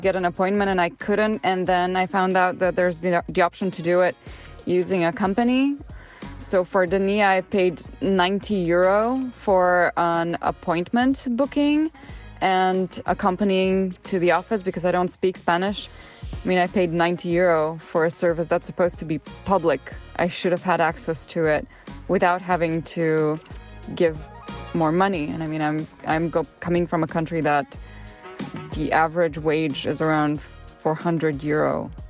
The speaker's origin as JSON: {"language": "English", "country": "Bulgaria", "moved": "as an adult", "lives_now": "Barcelona, Spain", "said": "I'm an expat. I'm from Bulgaria and I came to Barcelona for a job"}